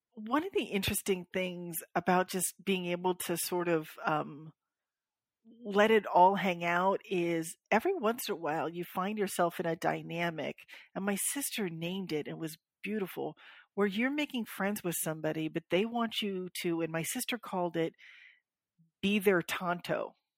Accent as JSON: {"language": "English", "region": "Florida", "country": "United States", "said": "I'm from Florida"}